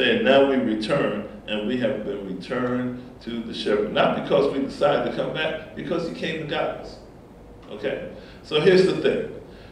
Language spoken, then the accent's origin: English; Essex County, New Jersey, United States; I grew up in Essex County, New Jersey